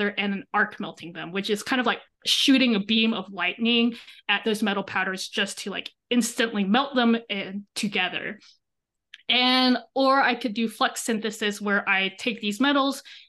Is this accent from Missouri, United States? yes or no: no; Texas, United States; moved away as an adult; now in Madison, United States; I'm from Texas.